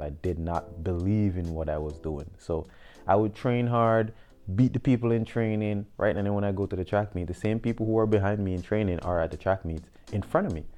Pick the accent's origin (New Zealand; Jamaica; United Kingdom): Jamaica; Westmoreland; also born or lived in St. Mary, Jamaica; I'm a Jamaican native. Um, I was born in the rural parish of St. Mary, and at a young age, um, my mom moved to the west end of Jamaica, so um, Westmoreland. Um, I grew up in Westmoreland.